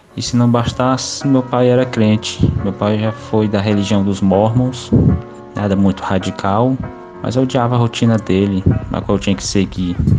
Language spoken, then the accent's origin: Portuguese; Teresina, Piauí, Brazil; Sou de Teresina, Piauí